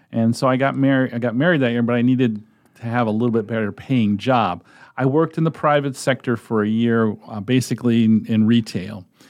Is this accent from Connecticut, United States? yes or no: yes; Connecticut, United States; moved away as an adult; also born or lived in Massachusetts / Nebraska; now in Omaha, United States; I was born in Massachusetts, moved to, or my family moved to Connecticut, and I grew up and went to the University of Connecticut